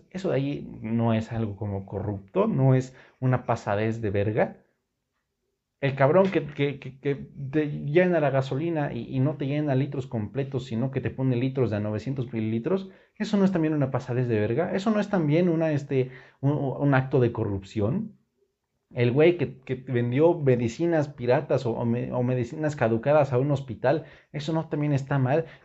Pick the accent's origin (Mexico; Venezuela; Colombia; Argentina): Mexico; general los mexicanos tenemos que empezar a pensar que los corruptos y los culeros no son los políticos, somos los mexicanos.